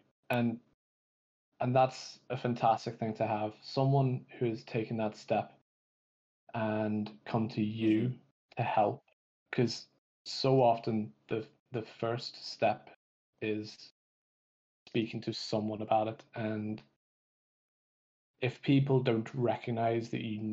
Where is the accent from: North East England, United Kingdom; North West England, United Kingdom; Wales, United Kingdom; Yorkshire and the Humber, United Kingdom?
North West England, United Kingdom; Manchester; moved away as an adult; also born or lived in London; now in Belfast, United Kingdom; I grew up in Manchester. I went to university in London, and then I moved to Belfast